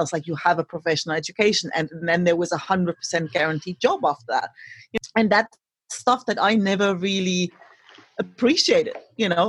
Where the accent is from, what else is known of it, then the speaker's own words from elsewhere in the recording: East Germany, Germany; first language German; English is a second language; moved away as an adult; I grew up in East Germany